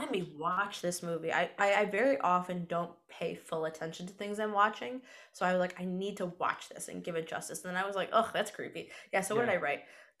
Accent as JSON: {"language": "English", "region": "upstate New York", "country": "United States", "lives_now": "New York City, United States", "said": "I'm from upstate New York."}